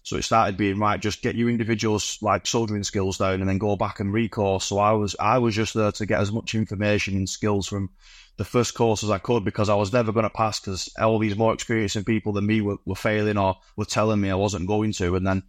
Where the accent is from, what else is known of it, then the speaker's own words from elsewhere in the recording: Bolton, North West England, United Kingdom; so I came from from Bolton, the northwest. It's quite a military kind of area anyway.